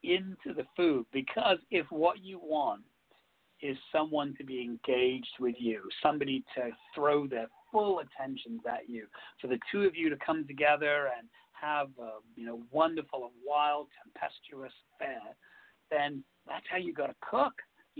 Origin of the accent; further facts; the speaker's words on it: England, United Kingdom; you know, I am English, and there are some traditional English foods that I still love to eat.